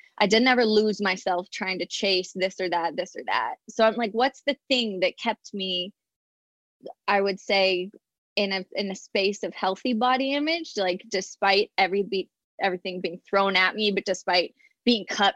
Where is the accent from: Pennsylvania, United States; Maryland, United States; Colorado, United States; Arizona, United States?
Colorado, United States; moved away as an adult; I was fresh from Colorado